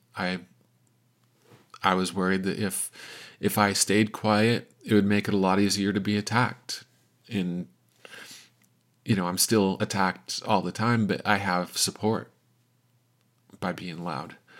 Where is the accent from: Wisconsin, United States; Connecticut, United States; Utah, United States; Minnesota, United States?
Utah, United States; Salt Lake City; I'm from Salt Lake City, Utah